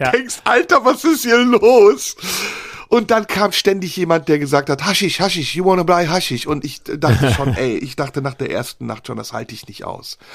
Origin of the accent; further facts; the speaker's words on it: Turkey; ich darf essen, ich bin ja Türke, weil als